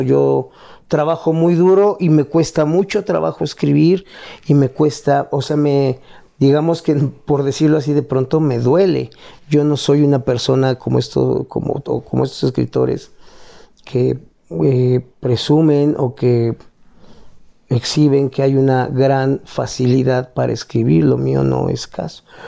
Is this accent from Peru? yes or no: no; Mexico; lo que somos como mexicanos